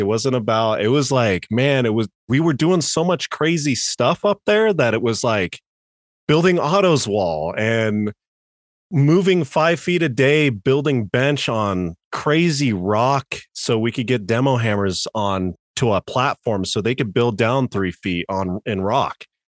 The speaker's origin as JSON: {"language": "English", "town": "Grand Junction", "region": "Colorado", "country": "United States", "tie": "born or raised there", "also_born_or_lived": "Denver, Colorado", "said": "moved to Junction when I was, like, eight. Been here pretty much the entire time"}